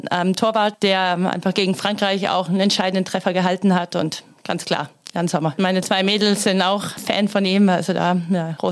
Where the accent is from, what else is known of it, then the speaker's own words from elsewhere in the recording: Baden-Württemberg, Germany; ich komme aus Stuttgarter Gegend, da braucht man auch einen Bosch-Motor dann.